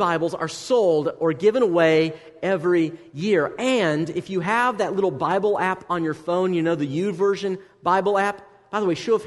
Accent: United States; as an American

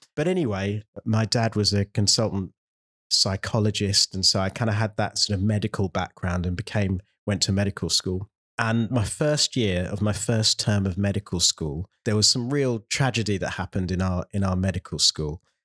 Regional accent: London, United Kingdom; I've always lived there, there or thereabouts in London

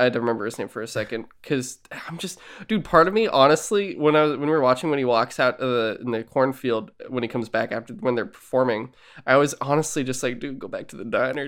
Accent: San Francisco, California, United States; I was born in San Francisco way later

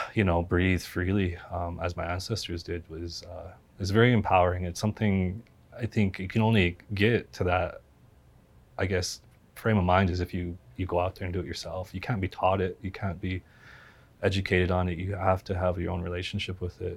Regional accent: Cut Bank Creek, Montana, United States; I grew up in Cut Bank Creek, my grandparents, and that was uh, heavy runner land

